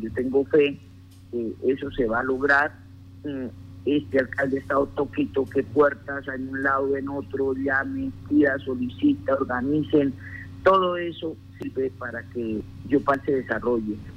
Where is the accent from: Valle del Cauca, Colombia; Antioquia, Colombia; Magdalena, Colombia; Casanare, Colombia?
Casanare, Colombia; Yopal; nosotros nos criamos mm, en Yopal